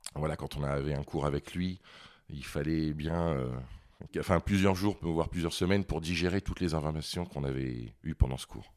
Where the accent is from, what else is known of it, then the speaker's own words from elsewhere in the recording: Vichy, Auvergne-Rhône-Alpes, France; also born or lived in Paris; now in Lyon, France; Je suis originaire de Vichy, dans l'Allier, en Auvergne